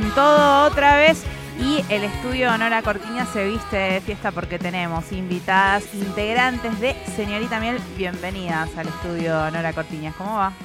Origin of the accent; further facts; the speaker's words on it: western Greater Buenos Aires, Argentina; somos una repartija de zona oeste